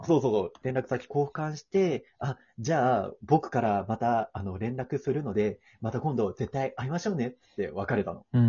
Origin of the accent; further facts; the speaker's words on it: Osaka, Japan; moved away as an adult; now in Tokyo, Japan; お地元大阪なんだけども、大阪から上京してきて、初めての東京、大都会